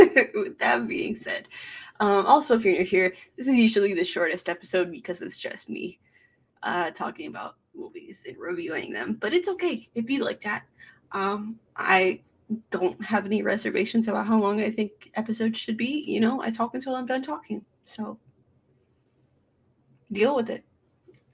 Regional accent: United States; I'm an American mutt

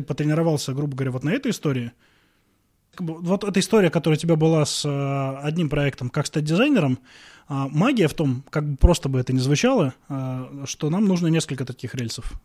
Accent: Veliky Novgorod, Novgorod Oblast, Russia; moved away as an adult; now in Moscow, Russia; я родился в Великом Новгороде, очень долго там жил, вот только недавно перебрался в Москву.

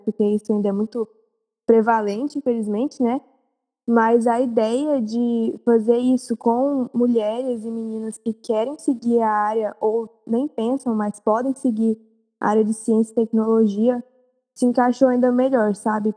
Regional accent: Goiânia, Goiás, Brazil; eu sou de Goiânia, nasci e cresci aqui

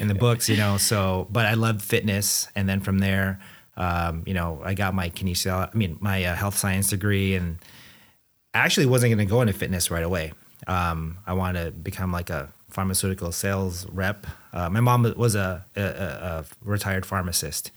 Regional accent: Anaheim, California, United States; also born or lived in Philippines / Chicago; moved here to So-, Southern California, where I pretty much, you know, grew up, um, in Anaheim.

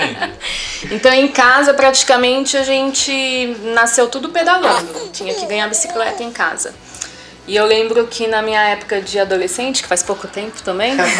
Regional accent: Jacareí, São Paulo, Brazil; moved away as an adult; also born or lived in Santo André; now in Guararema, Brazil; Sou natural de Santo André, do Grande ABC. Vim para Jacareí com 5 anos de idade, que meu pai foi transferido, e cresci em Jacareí

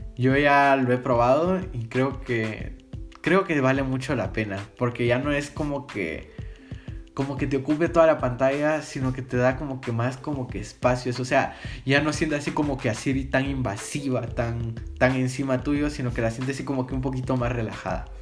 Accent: Guatemala; soy de Guatemala

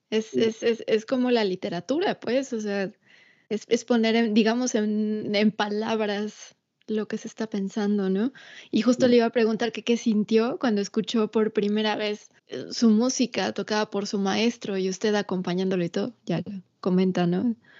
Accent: Atizapán de Zaragoza, State of Mexico, Mexico; Ciudad de México, de donde yo soy también

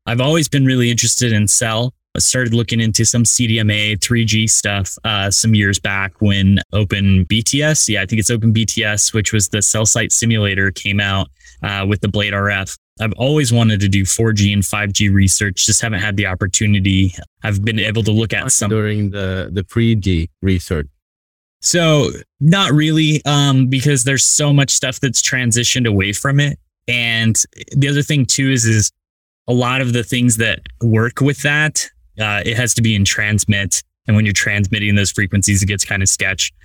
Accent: rural Utah, United States; I wish I grew up in New York, but uh, rural Utah instead

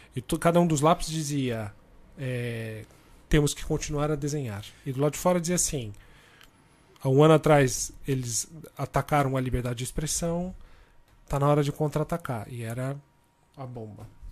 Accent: Brazil; accent: Brazilian; moved away as an adult; now in Portugal; eu sou publicitário, criativo, brasileiro, como todo mundo já deve ter percebido pelo meu sotaque

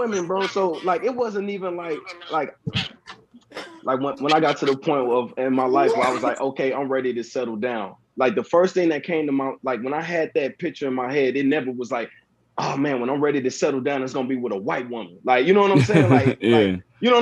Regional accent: East St. Louis, Illinois, United States; I'm from East St. Louis

